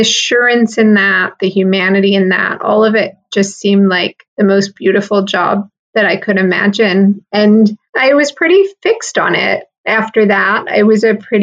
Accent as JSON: {"language": "English", "region": "Michigan", "country": "United States", "tie": "born or raised there", "said": "I grew up in Michigan in the Midwest."}